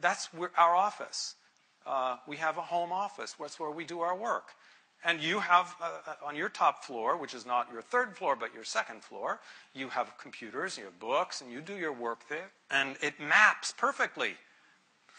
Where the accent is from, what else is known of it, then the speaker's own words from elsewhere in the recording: United States; being American